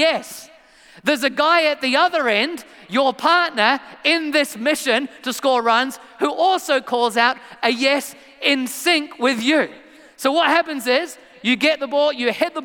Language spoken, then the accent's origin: English; England, United Kingdom; moved away; I am from England originally